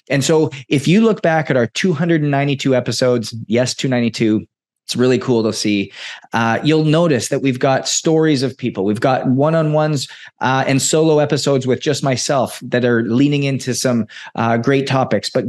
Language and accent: English; Edmonton, Alberta, Canada; moved away; Edmonton, Alberta, my hometown.